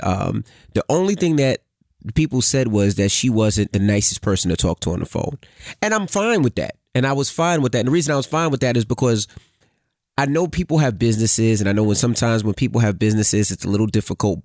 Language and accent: English; New Jersey, United States; I was from New Jersey area